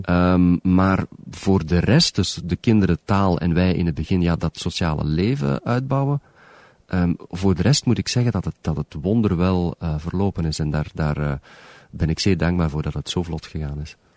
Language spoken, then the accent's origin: Dutch; Belgium; moved away as an adult; also born or lived in Moncton, Canada; now in Toronto, Canada; Ik ben nooit uit België vertrokken met slaande deuren